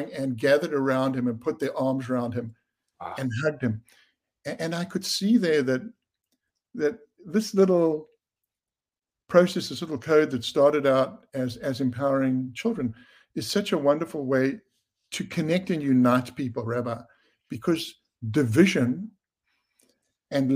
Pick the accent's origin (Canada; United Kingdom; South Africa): South Africa; I grew up under apartheid in South Africa